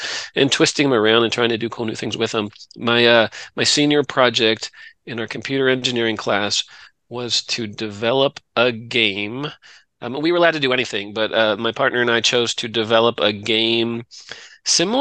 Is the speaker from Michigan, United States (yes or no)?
no; Delaware, United States; moved away as an adult; also born or lived in Virginia; now in Texas, United States; I grew up in Delaware